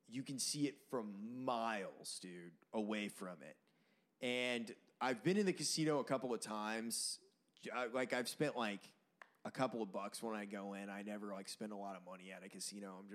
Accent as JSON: {"language": "English", "town": "Las Vegas", "region": "Nevada", "country": "United States", "said": "I'm from Vegas."}